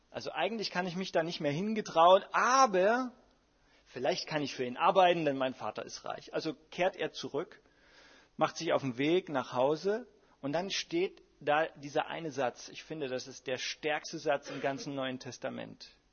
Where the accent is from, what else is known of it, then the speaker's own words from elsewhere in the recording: Dresden, Saxony, Germany; ich bin ja in Dresden groß geworden